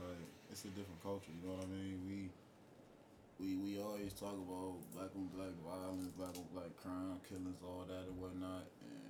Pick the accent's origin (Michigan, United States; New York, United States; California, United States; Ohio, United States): Ohio, United States; Youngstown; I'm from Youngstown, Ohio, born and raised. You know what I'm saying? I'm 24.